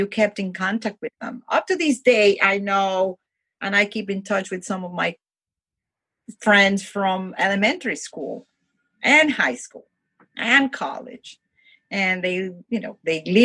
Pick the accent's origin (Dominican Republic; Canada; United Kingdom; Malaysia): Dominican Republic; Santo Domingo; English is a second language; moved away as an adult; now in United States; I grew up in, I would say, middle class, working class neighborhood in Santo Domingo